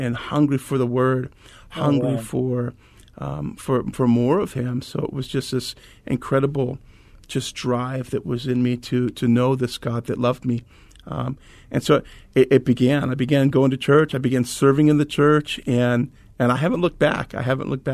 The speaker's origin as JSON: {"language": "English", "town": "Anaheim", "region": "California", "country": "United States", "tie": "born or raised there", "moved": "yes", "lives_now": "Mesa, United States", "said": "moved to Southern California at a very young age, and was raised in Anaheim."}